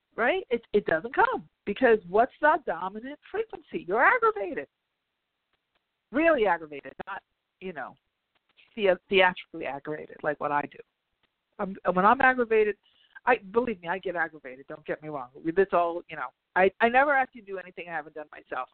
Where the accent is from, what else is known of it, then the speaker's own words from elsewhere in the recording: New York, United States; I'm a New Yorker.